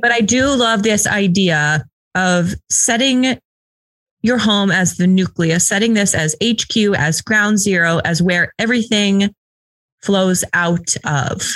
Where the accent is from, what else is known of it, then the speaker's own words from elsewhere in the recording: the West, United States; I'm from the West